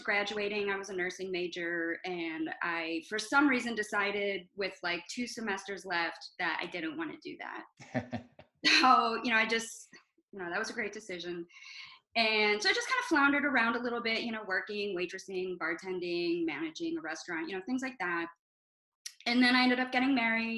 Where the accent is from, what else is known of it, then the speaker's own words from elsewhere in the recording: Toledo, Ohio, United States; moved away as an adult; I'm originally from Toledo, Ohio, which is about 35 minutes south of Detroit